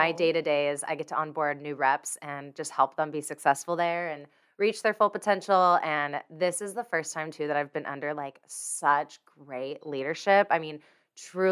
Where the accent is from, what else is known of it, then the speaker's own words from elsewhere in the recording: California, United States; moved away as an adult; now in Nashville, United States; I'm originally from California